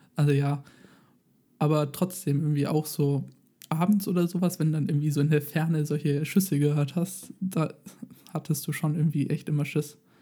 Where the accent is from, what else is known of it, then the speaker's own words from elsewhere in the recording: Germany; bei uns in Deutschland